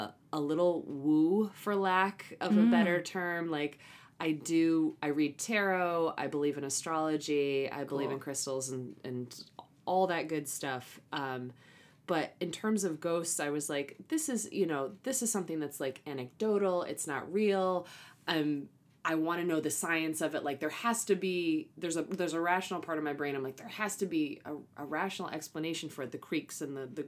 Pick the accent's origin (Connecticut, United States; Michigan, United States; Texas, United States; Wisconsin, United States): Michigan, United States; I'm from Michigan